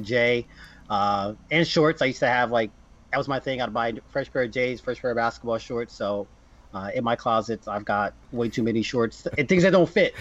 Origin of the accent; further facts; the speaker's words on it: New Jersey, United States; I'm from Jersey